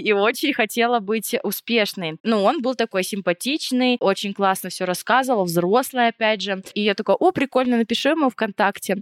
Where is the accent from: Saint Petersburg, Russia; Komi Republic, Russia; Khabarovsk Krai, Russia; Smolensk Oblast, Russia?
Komi Republic, Russia; Vorkuta; moved away; я из Воркуты. Значит, это маленький город за полярным кругом, очень бедный